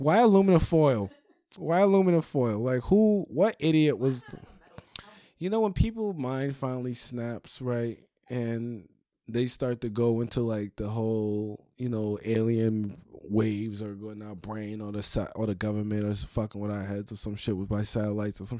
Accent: New York, United States; I'm from New York

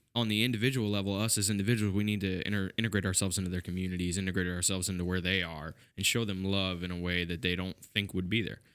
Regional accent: United States; as an American

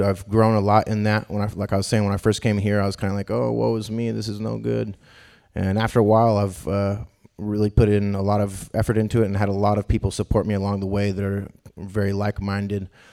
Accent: Davis, California, United States; also born or lived in Boston; now in Sacramento, United States; I grew up in Davis, California

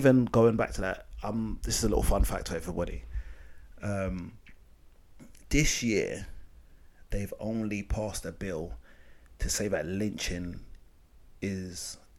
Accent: United Kingdom; My parents wasn't born in Africa. I was born here.

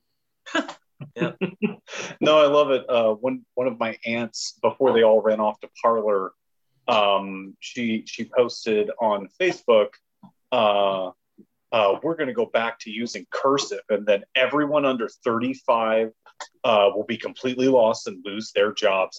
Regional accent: Louisiana, United States; I'm from Louisiana

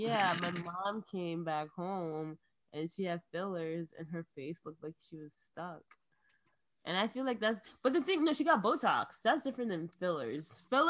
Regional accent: Nigeria; moved away; I am from the city, but I'm not from Lagos.

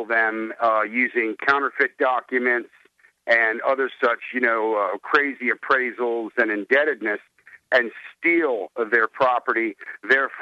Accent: Washington, District of Columbia, United States; moved away as an adult; now in Delaware, United States; I'm from Washington, D.C. I'm a transplant over here to Delaware

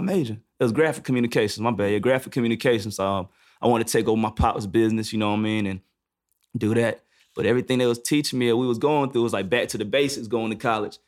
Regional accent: High Point, North Carolina, United States; also born or lived in Greensboro, North Carolina; Where I'm from, I'm from High Point, but I went to school to uh, North Carolina A and T, and that's in Greensboro.

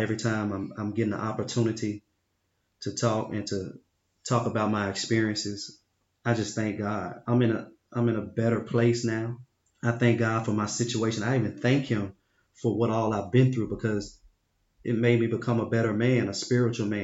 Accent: Memphis, Tennessee, United States; I'm from Memphis

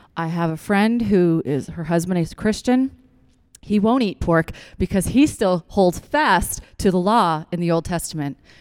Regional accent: Newfoundland and Labrador, Canada; now in Ontario, Canada; I'm from Newfoundland. We grow root vegetables.

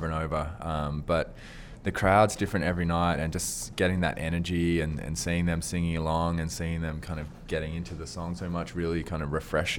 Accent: Australia; accent: Australian; moved away as an adult; now in London, United Kingdom; having an Australian accent in London

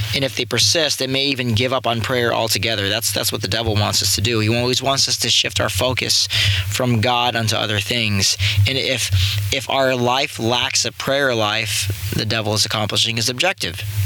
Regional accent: San Clemente, California, United States; I grew up in San Clemente, California, surf little surf town

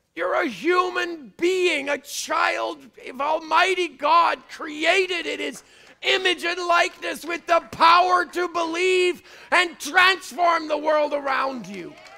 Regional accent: Canada; I'm Canadian.

